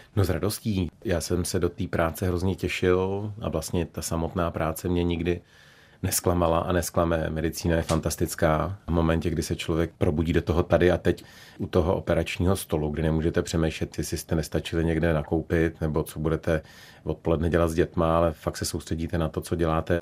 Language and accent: Czech; Prague, Czechia; also born or lived in Šumava (Velhartice); Já jsem opravdu karlínský dítě.